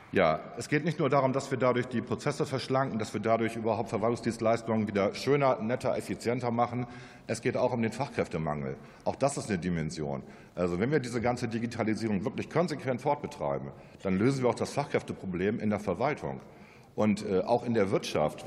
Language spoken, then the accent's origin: German; Northern Germany, Germany; ich bin ja auch ein Norddeutscher